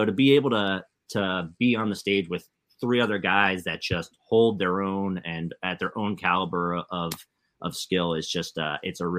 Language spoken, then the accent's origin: English; United States; being an American